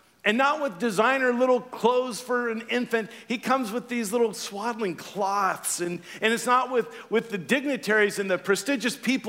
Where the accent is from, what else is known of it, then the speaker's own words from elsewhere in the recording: Louisiana, United States; moved away; I'm from Louisiana